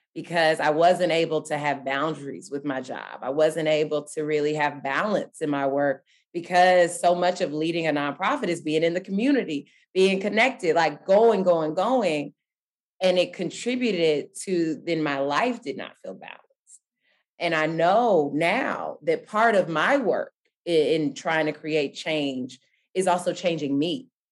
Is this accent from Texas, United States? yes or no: yes; Dallas, Texas, United States; I really started growing up in Dallas, Texas